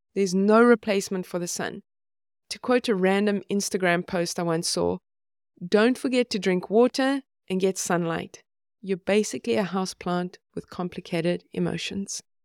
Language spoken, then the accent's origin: English; South Africa; now in Sweden; I grew up in South Africa, and I live in Sweden now